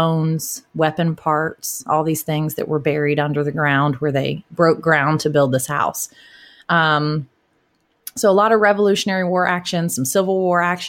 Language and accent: English; Savannah, Georgia, United States; now in Atlanta, United States; I'm from Savannah. I spent the first 21 years of my life in Savannah, Georgia. I live in Atlanta area now